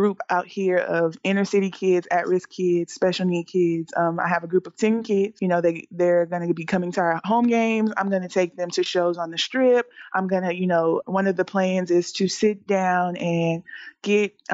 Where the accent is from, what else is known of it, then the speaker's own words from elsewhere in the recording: Texas, United States; now in Las Vegas, United States; I'm from Texas